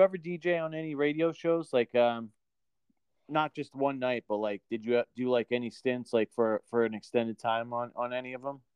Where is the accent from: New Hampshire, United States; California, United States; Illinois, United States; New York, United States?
New Hampshire, United States; now in Maine, United States; I'm from New Hampshire originally, but I live in the middle of Maine now